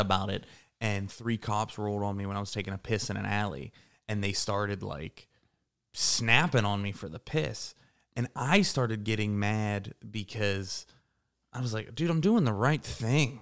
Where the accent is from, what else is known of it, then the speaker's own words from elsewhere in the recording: Pittsburgh, Pennsylvania, United States; moved away; also born or lived in Morgantown, West Virginia; I grew up in Pittsburgh, and I went to W V U